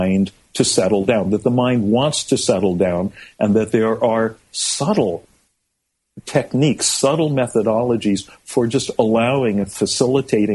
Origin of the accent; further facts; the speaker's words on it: California, United States; I was growing up in California in the mid-60s